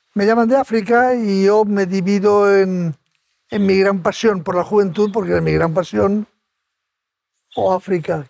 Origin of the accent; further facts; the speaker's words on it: Spain; soy de España